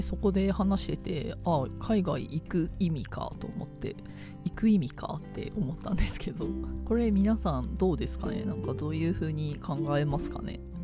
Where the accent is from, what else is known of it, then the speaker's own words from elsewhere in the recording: Miyagi, Japan; moved away; 私宮城県出身